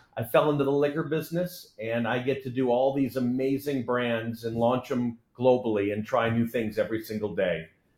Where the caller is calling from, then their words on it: Delray Beach, Florida, United States; And I'm just north of Ross right now. I'm near Delray in Florida as well.